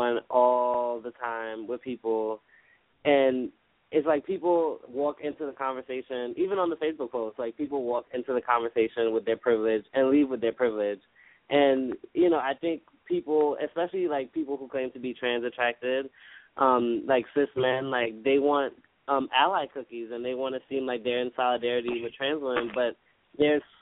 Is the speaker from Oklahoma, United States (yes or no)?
no; New York, United States; I'm from New York.